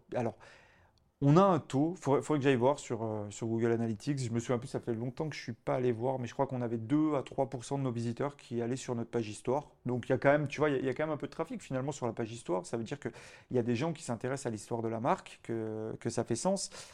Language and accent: French; Auvergne-Rhône-Alpes, France; en tant que bon auvergnat